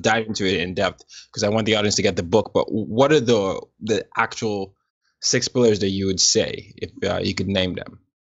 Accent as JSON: {"language": "English", "country": "Nigeria", "tie": "born or raised there", "moved": "yes", "said": "I'm from Nigeria, and, and obviously Nigeria, we, I grew up calling what people call soccer here football"}